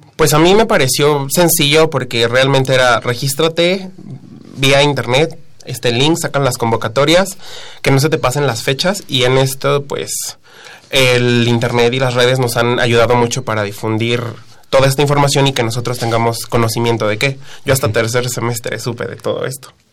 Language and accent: Spanish; Teotihuacán, State of Mexico, Mexico; vengo desde el estado, yo soy de Teotihuacán